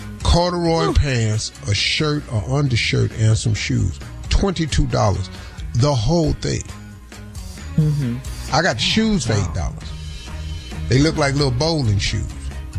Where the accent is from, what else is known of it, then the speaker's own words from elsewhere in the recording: Birmingham, Alabama, United States; I came from Birmingham, Alabama, man.